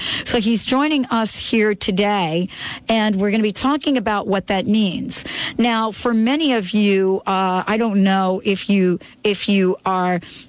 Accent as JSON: {"language": "English", "town": "New York City", "region": "New York", "country": "United States", "tie": "born or raised there", "said": "I grew up in the Bronx. In case many of you don't know that, I was born in the Bronx, and I spent a lot of my young years in the Bronx."}